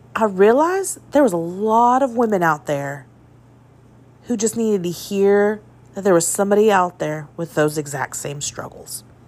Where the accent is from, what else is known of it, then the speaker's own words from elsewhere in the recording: northern Indiana, United States; also born or lived in Purdue University, Indiana; I grew up in what I would say was a small town, U S A, in northern Indiana